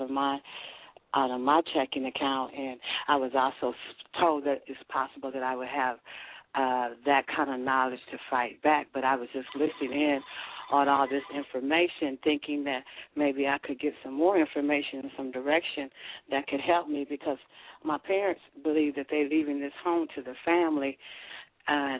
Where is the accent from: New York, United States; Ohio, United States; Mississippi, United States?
Ohio, United States; Lima; I'm from Lima, Ohio